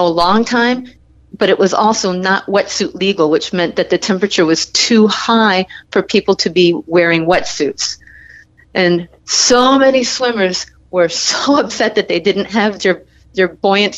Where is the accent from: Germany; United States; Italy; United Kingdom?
United States; New Jersey; moved away as an adult; also born or lived in New York / South America / France / Ann Arbor, Michigan; now in Michigan, United States; I was a Jersey lifeguard when I was a teenager